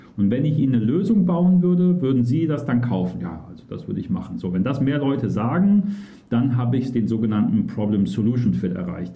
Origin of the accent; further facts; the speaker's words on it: Cologne, North Rhine-Westphalia, Germany; gebürtiger Kölner